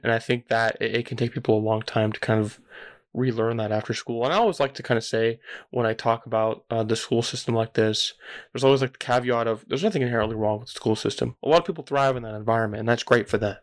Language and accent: English; California, United States; I grew up in California